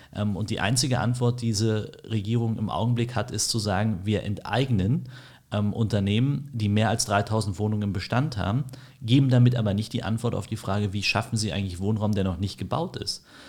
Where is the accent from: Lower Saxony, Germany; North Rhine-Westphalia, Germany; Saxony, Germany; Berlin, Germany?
Berlin, Germany; bin in Berlin aufgewachsen, groß geworden